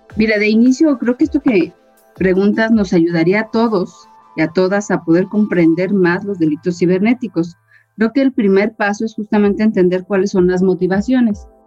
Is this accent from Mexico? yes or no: yes; Guanajuato, Mexico; also born or lived in Mexico City; guanajuatense de corazón, prácticamente crecí en el estado de Guanajuato